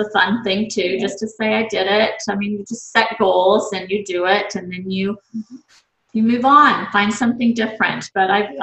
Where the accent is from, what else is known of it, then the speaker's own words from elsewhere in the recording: Texas, United States; moved away as an adult; also born or lived in Washington, District of Columbia, United States / Seattle, Washington; now in Spokane, United States; I'm from Texas and I went to Baylor.